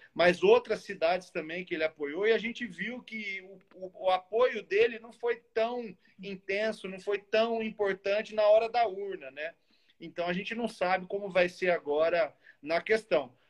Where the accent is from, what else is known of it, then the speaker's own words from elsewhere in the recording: Muzambinho, Minas Gerais, Brazil; Sou de uma cidade do sul de Minas, que é Muzambinho, de 25, 20 mil habitantes